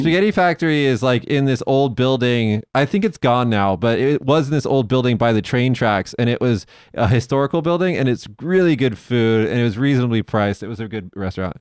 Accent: Las Vegas, Nevada, United States; moved away; also born or lived in Fukuoka; in Las Vegas, my hometown

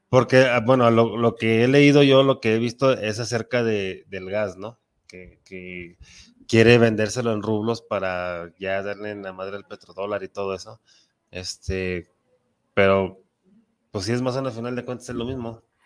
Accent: Mexico; un mexicano defiende mucho su patria, como, como que somos muy patriotas

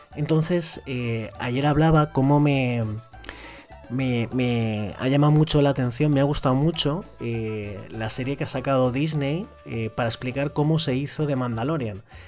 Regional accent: Spain; en mi país, en España

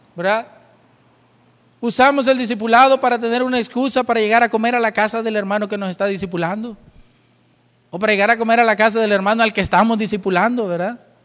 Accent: El Salvador; somos de una iglesia bautista, iglesia bautista Manuel. Y de verdad, ¿y dónde queda esa iglesia? Ah, somos del Salvador

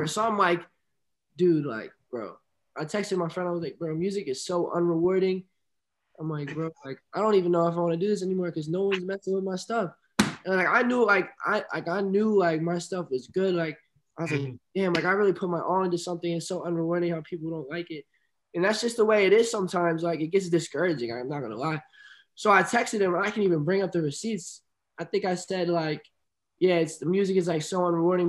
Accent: Philadelphia, Pennsylvania, United States; a kid, bro, just a kid from PA, downtown PA, like, from just, like, as a young kid

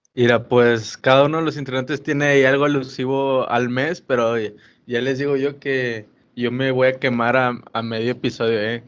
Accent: Monterrey, Nuevo León, Mexico; nosotros somos acá regios

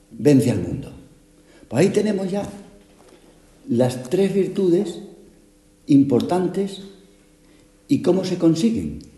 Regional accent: Málaga, Andalusia, Spain; Es que somos las dos de Málaga, pero lo menos parecidas.

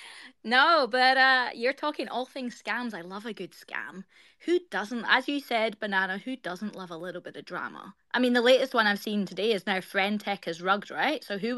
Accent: Scotland, United Kingdom; now in Australia; I live in Australia. I'm Scottish by birthright, but I live in Australia.

